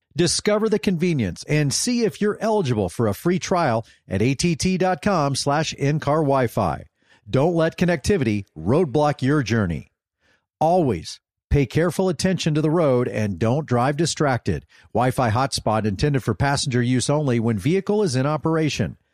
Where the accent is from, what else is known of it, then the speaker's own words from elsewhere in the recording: North Texas, United States; also born or lived in Austin, Texas; I grew up in North Texas